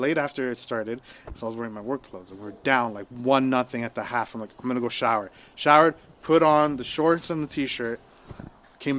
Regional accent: Chile; now in Canada; I was born in Chile

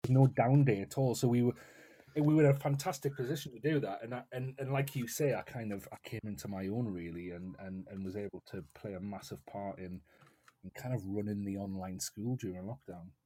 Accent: North East England, United Kingdom; I'm based in the northeast of England

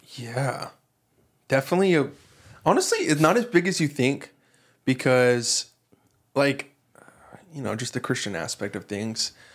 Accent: Texas, United States; moved away as an adult; now in Hawaii, United States; growing up in Texas

